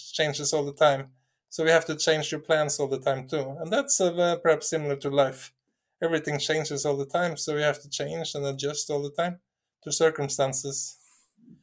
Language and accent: English; Norway; I'm coming from Norway